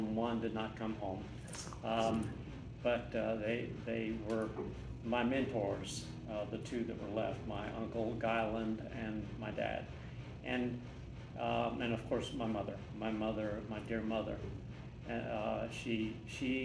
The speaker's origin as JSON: {"language": "English", "town": "Charleston", "region": "South Carolina", "country": "United States", "tie": "born or raised there", "said": "I'm from Charleston, South Carolina"}